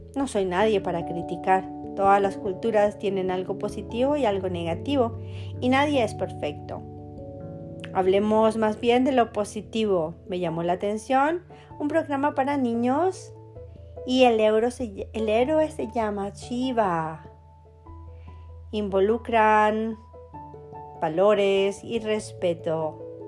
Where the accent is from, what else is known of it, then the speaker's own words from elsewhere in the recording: Colombia; moved away; also born or lived in Germany; Me casé dos veces, una vez en mi país Colombia